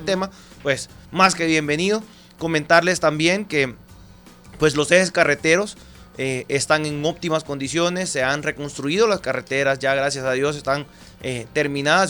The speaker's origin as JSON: {"language": "Spanish", "country": "Honduras", "said": "venimos de Honduras"}